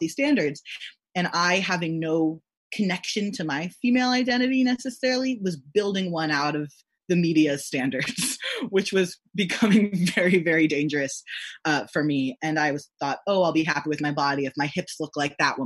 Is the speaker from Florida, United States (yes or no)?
no; Texas, United States; growing up in Texas